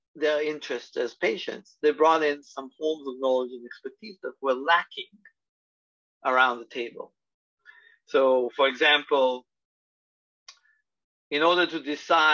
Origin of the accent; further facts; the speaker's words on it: Israel; moved away as an adult; also born or lived in Tel Aviv / Los Angeles; now in New York, United States; my experiences growing up in Israel